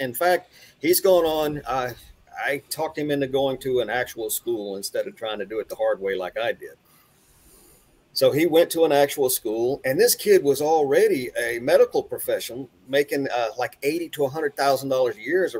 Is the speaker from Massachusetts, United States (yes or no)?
no; Texas, United States; also born or lived in Italy; Yeah, born and raised in Texas. My dad was in the Navy. I was in the Navy, so I've traveled the entire world. Been traveling all over the place most of my life. I've lived in Italy, East Coast, West Coast, points in between.